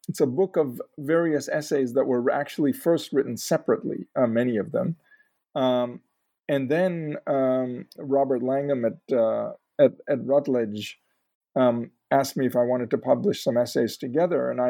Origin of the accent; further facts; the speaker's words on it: Mumbai, Maharashtra, India; moved away; also born or lived in Chicago, United States; So, I was uh, I was born in Chicago, but we uh, returned to India, specifically uh, Bombay. Um, it was Bombay back then. Um, when I was about two weeks old